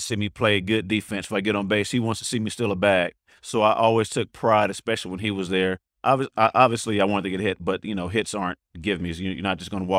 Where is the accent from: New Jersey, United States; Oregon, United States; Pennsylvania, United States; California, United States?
California, United States; the Bay Area; I'm from the Bay